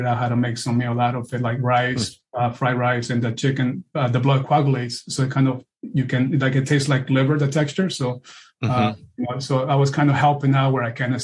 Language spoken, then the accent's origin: English; Peru; now in United States; I was born and raised in Peru, South America, and this was the home that I was raised.